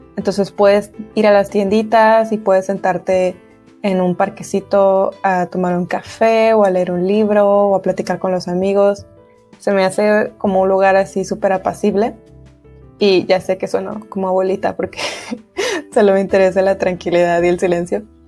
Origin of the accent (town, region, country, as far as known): Monterrey, Nuevo León, Mexico